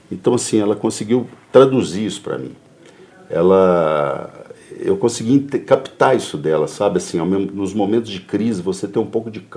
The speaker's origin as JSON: {"language": "Portuguese", "town": "Belo Horizonte", "region": "Minas Gerais", "country": "Brazil", "tie": "born or raised there", "also_born_or_lived": "Muzambinho", "said": "como a gente veio de Muzambinho, no sul de Minas, eu vim para cá com 3 anos de idade."}